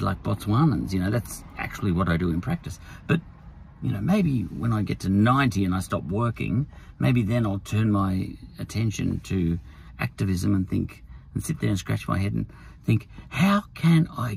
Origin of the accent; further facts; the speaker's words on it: Australia; as an Australian, I like the way it is here